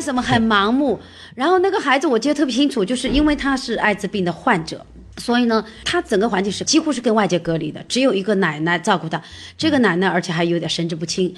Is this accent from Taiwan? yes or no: no; China; 我们中国人常常说家丑不可外扬